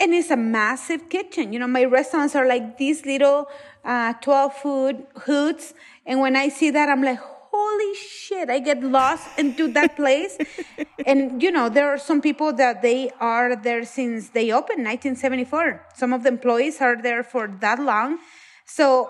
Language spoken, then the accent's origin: English; Mexico; moved away; I'm from Mexico